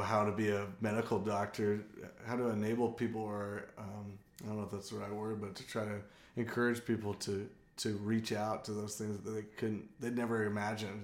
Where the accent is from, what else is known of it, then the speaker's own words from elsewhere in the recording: San Diego, California, United States; now in Athens, United States; I'm originally from San Diego, California